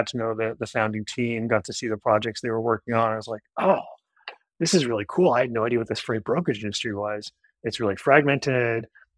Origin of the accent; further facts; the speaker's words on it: Ottawa, Ontario, Canada; also born or lived in Kingston, Ontario; I'm originally Canadian. I grew up in Ottawa, the capital.